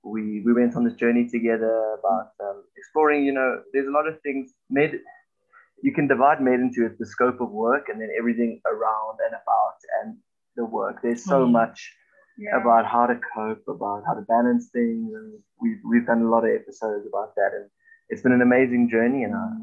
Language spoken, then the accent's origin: English; South Africa; also born or lived in Zimbabwe; I'm a final year med student. I'm studying in Pretoria. I grew up all around South Africa and also moved to Zim.